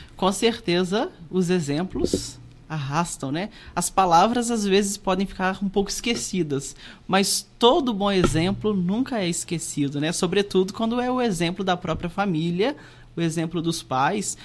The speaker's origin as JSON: {"language": "Portuguese", "town": "Ewbank da Câmara", "region": "Minas Gerais", "country": "Brazil", "tie": "born or raised there", "moved": "as an adult", "lives_now": "Santos Dumont, Brazil", "said": "mas sou lá da cidade de Eubank da Câmara, onde sempre morei, né? Morei sempre em Eubank da Câmara"}